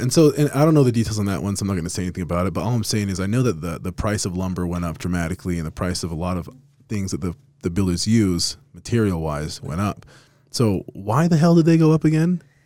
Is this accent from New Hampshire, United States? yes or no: no; Las Vegas, Nevada, United States; now in Utah, United States; I'm from Vegas originally, but I fell in love with Utah, and I'm probably never gonna leave